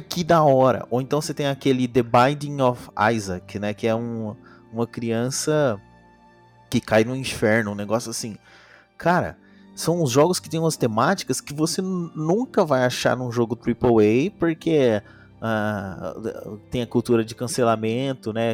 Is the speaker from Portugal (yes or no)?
no; São Paulo, Brazil; eu sou de São Paulo